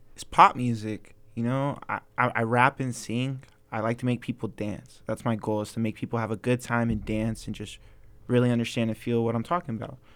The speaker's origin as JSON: {"language": "English", "town": "Ventura", "region": "California", "country": "United States", "tie": "born or raised there", "also_born_or_lived": "Maryland", "said": "I'm born and raised in Ventura."}